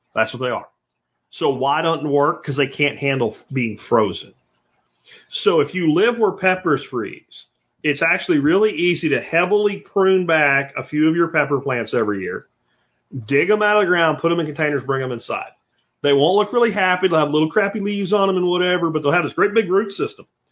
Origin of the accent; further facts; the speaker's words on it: Pennsylvania, United States; moved away; where I grew up in Pennsylvania